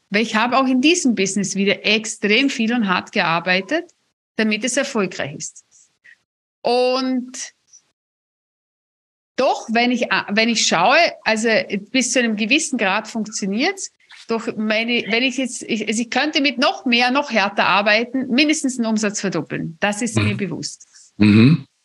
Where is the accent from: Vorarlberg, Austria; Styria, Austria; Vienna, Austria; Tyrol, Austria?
Vorarlberg, Austria; also ich bin ja Vorarlbergerin und wir haben das ja echt in den Genen